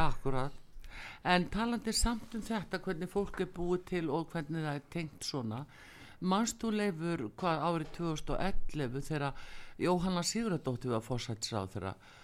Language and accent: Icelandic; Iceland; við Íslendingar búum við